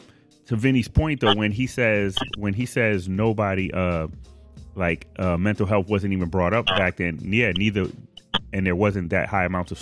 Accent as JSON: {"language": "English", "town": "Boston", "region": "Massachusetts", "country": "United States", "tie": "born or raised there", "moved": "yes", "said": "I grew up in Boston."}